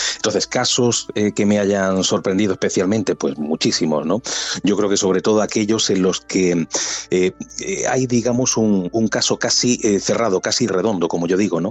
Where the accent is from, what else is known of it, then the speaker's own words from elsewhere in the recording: Andalusia, Spain; Yo soy andaluz